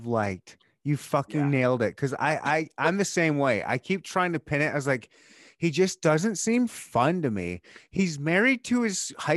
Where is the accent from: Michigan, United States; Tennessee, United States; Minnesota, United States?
Michigan, United States; I was born and raised in Michigan.